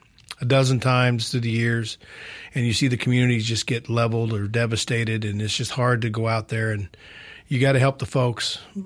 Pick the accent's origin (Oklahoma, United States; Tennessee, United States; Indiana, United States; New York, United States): Oklahoma, United States; Well, growing up, where we grew up in Delaware County, right there on the Arkansas line, we lost our family farm to a tornado.